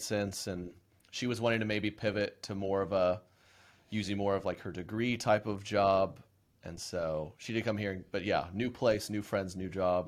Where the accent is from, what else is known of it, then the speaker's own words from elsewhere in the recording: Oklahoma, United States; moved away; I was born and raised in Oklahoma